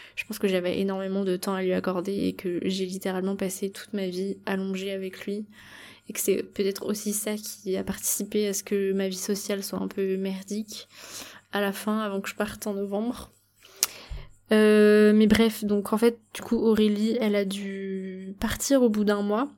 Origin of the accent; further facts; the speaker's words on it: Brittany, France; now in Bali, Indonesia; en Bretagne, là où j'ai grandi